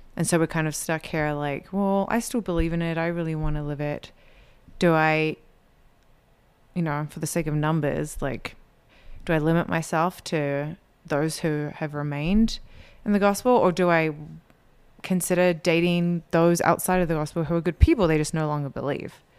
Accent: New Zealand; moved away as an adult; now in Utah, United States; I was born here in Utah, but I was raised in New Zealand, and so I grew up in an L D S community that was quite a bit different from here in Utah

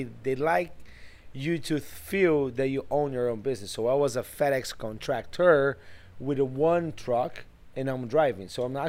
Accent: Brazil; moved away as an adult; also born or lived in New York; now in Houston, United States; I came to the United States in 1998.

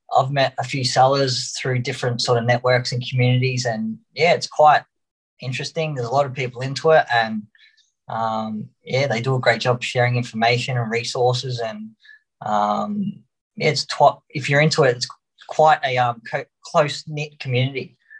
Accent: Melbourne, Victoria, Australia; Australia. Uh, we're from Melbourne

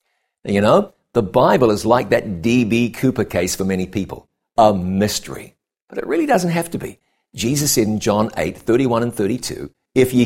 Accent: Ngaruawahia, Waikato, New Zealand; moved away as an adult; my hometown of Ngarawahia, New Zealand. Growing up here

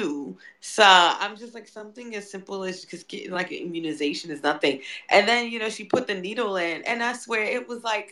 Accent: New York City, New York, United States; as a New Yorker

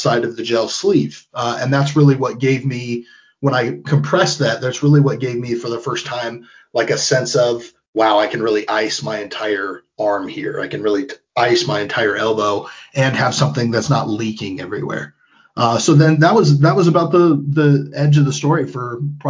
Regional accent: Pierceton, Indiana, United States; I grew up in Pearson. I went to Whitco High School

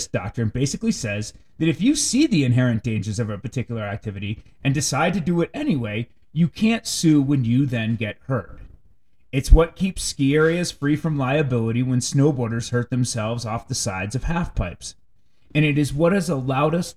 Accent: Canton, Connecticut, United States; moved away; When I was a kid growing up in Canton, Connecticut

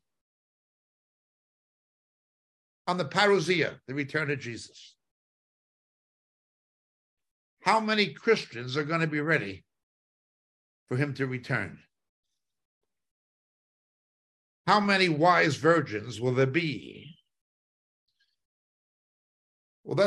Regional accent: Hudson County, New Jersey, United States; moved away; also born or lived in Manhattan, New York / Israel; in my native New York. Well, I was born near New York. I'm back of the Statue of Liberty in Hudson County, but I lived in Manhattan

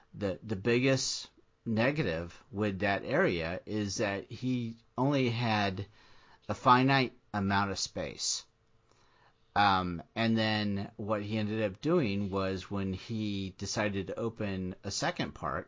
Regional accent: Florida, United States; Yeah, I mean, I grew up in Florida.

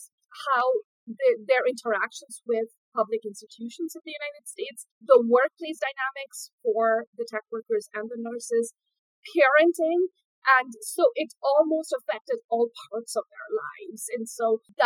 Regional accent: India; moved away as an adult; I grew up in India, and I grew up during the technological boom

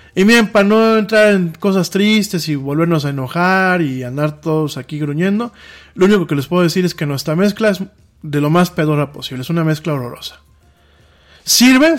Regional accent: Mexico; nosotros como mexicanos

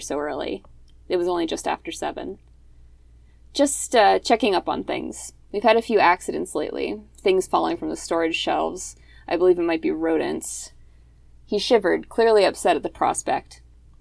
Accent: Philadelphia, Pennsylvania, United States; we're both from Philly

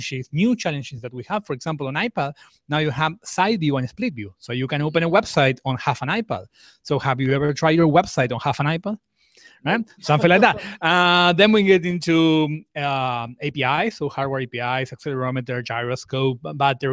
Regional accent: Argentina; I'm from Argentina. I'm based in Argentina.

